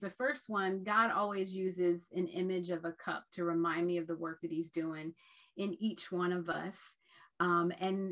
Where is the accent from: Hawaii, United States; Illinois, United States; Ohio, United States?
Ohio, United States; we're from Ohio